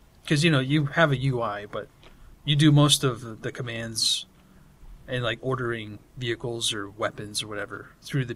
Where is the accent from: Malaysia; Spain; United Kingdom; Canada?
United Kingdom; I'm British.